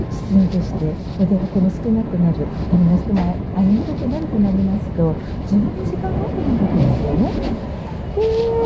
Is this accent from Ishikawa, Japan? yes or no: no; Hachioji, Tokyo, Japan; 出身は八王子なんですけどね。